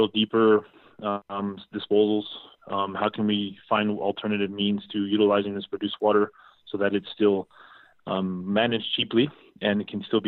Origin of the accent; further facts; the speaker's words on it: Odessa, Texas, United States; I'm from Odessa originally